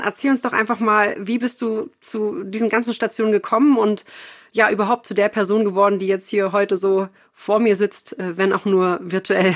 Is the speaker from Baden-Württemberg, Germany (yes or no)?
no; Berlin, Germany; ich komme ja auch aus Berlin